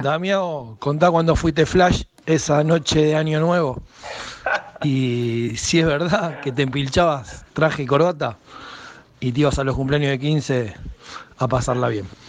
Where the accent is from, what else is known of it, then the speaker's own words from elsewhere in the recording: Argentina; compartí mi infancia en el Club Bristol